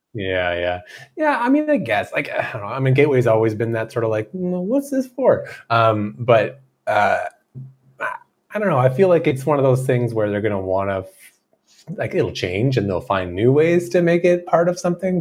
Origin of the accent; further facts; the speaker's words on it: Canada; We're Canadian.